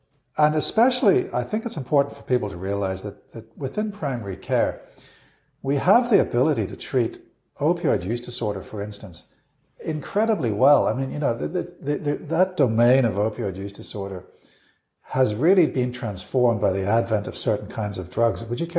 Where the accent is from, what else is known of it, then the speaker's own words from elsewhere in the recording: United Kingdom; now in Australia; And certainly when I came from the United Kingdom to Australia, I was very impressed with the standard of general practice.